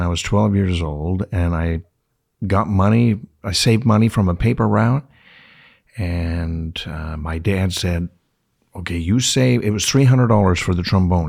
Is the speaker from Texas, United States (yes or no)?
no; San Diego, California, United States; also born or lived in Yuma / Tucson; my hometown of San Diego